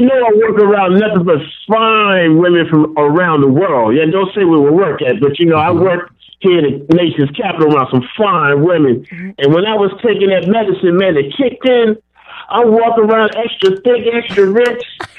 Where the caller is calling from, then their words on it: Washington, District of Columbia, United States; I'm calling from Washington, D.C., the nation's capital.